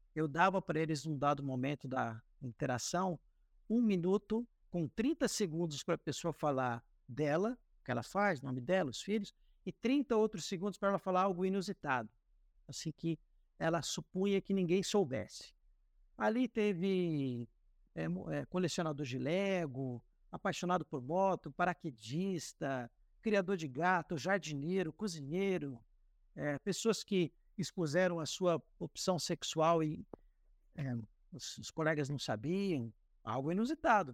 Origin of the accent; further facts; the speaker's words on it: Cascavel, Paraná, Brazil; moved away as an adult; also born or lived in São Paulo state (interior); now in Rondônia, Brazil; nasci no interior de São Paulo, mas vim muito cedo para Cascavel, onde fui criado